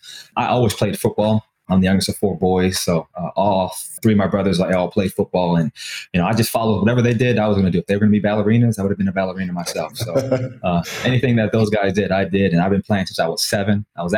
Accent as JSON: {"language": "English", "town": "New Britain", "region": "Connecticut", "country": "United States", "tie": "born or raised there", "said": "So I was born and raised in New Britain, Connecticut, hard hit in New Britain. And I stayed there for 23 years of my life."}